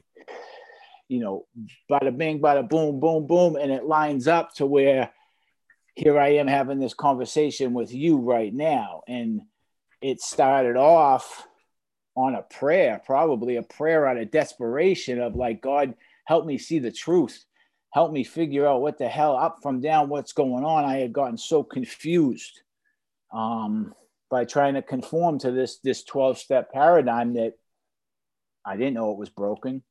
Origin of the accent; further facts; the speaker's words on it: Boston, Massachusetts, United States; now in Pompano Beach, United States; I'm from Boston